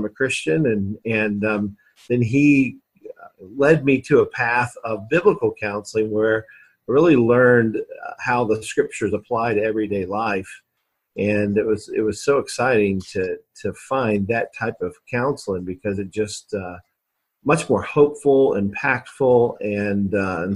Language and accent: English; Alabama, United States; also born or lived in Kentucky; now in Indianapolis, United States; I was born in Kentucky, and then lived really most of my life in Alabama. So I'm kind of an Alabama guy, really